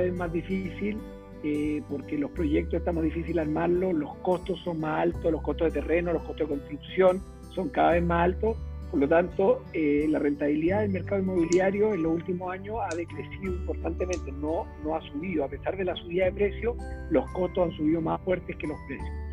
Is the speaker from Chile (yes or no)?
yes; Chile; moved away as an adult; also born or lived in Venezuela / Brazil; yo soy ingeniero civil de la Chile